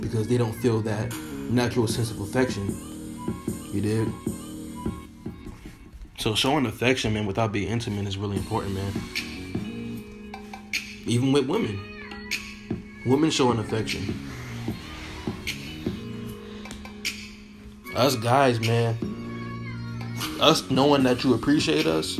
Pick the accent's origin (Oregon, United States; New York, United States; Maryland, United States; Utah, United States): Maryland, United States; Baltimore; also born or lived in Virginia; now in Seattle, United States; Shout out to Virginia, man. East Coast, DMV, it's my hometown. Shout out to Baltimore, it's my hometown